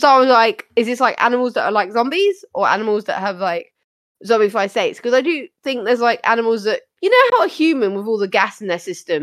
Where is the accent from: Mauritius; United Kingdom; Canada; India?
United Kingdom; us Brits